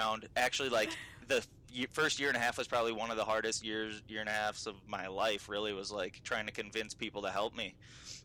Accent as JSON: {"language": "English", "town": "Minneapolis–Saint Paul", "region": "Minnesota", "country": "United States", "tie": "born or raised there", "also_born_or_lived": "Iowa City, Iowa", "said": "I was born and raised in Minnesota, in the Twin Cities"}